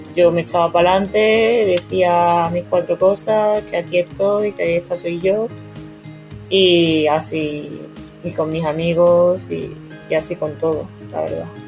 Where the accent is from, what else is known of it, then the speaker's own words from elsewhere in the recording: Mérida, Extremadura, Spain; moved away as an adult; also born or lived in China; now in Madrid, Spain; mis padres vivían donde he crecido, en, Mérida, y donde comencé a nadar a los 7 años